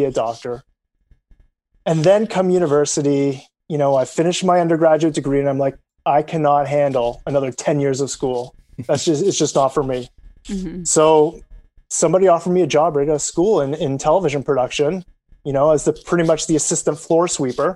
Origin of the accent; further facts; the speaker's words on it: Canada; as a Canadian